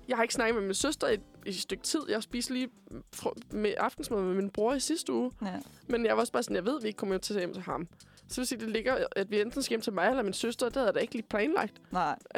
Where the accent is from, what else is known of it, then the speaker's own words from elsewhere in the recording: Korsør, Zealand, Denmark; og så skal jeg øhm, med hjem til Kursør, hvor jeg er fra